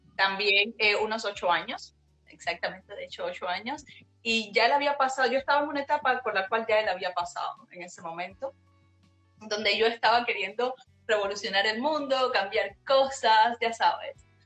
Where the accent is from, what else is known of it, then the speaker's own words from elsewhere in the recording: Havana, Cuba; moved away as an adult; now in Montreal, Canada; yo realmente nací en, en La Habana, en un barrio pobre